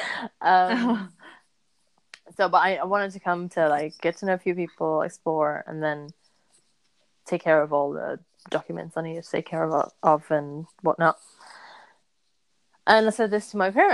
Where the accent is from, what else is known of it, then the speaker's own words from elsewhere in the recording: Portugal; I'm from Portugal